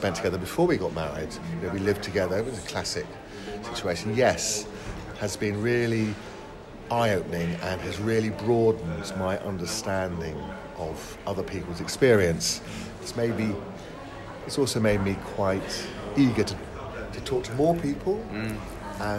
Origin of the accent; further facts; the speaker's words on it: Bishop's Stortford, East of England, United Kingdom; also born or lived in Horsham, Sussex; I was born in Hertfordshire, in a town called Bishop Stortford